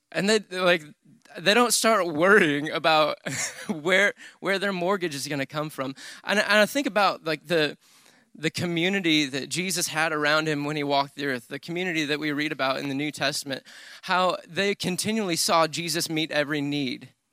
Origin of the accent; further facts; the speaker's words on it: Michigan, United States; moved away as an adult; now in Texas, United States; I grew up in Michigan, but I've been in, in Texas for ten years.